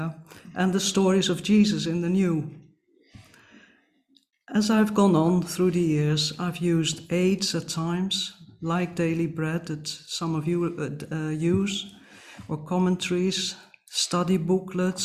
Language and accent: English; Netherlands; moved away; growing up in the Netherlands, the Bible had an important place